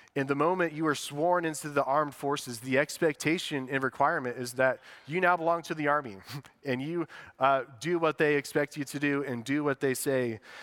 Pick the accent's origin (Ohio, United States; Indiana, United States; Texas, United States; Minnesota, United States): Indiana, United States; West Lafayette; we grew up in West Lafayette